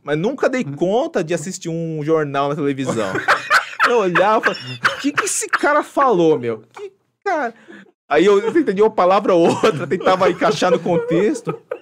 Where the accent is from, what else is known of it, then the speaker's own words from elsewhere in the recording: São Paulo, Brazil; also born or lived in Japan; Sou nascido e criado aqui na Zona Norte